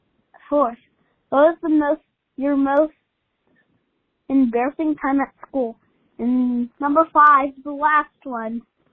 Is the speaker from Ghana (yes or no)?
no; Pittsburgh, Pennsylvania, United States; I'm from Pittsburgh, Pennsylvania.